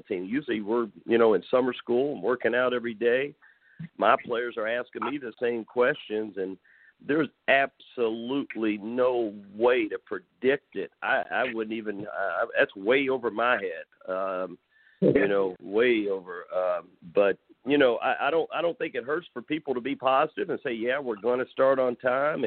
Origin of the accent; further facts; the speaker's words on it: Madisonville, Kentucky, United States; moved away; growing up in Madisonville